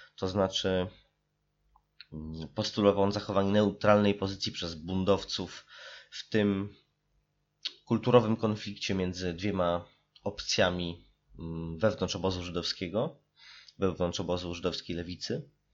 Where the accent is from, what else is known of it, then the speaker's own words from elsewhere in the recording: Warsaw, Masovian Voivodeship, Poland; Warszawę, z której nadaję i która jest moim rodzinnym miastem